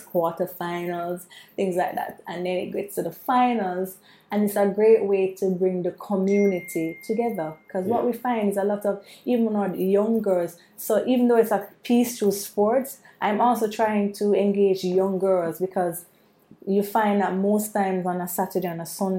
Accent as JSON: {"language": "English", "town": "Kingston", "country": "Jamaica", "said": "I'm from Waterhouse, which is in Kingston"}